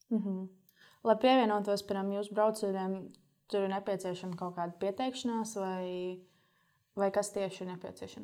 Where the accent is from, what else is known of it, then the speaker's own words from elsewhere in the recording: Latvia; mums Latvijā